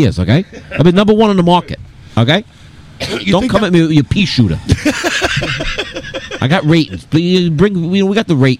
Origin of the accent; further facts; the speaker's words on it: Long Island, New York, United States; I was a black kid growing up in Long Island, okay?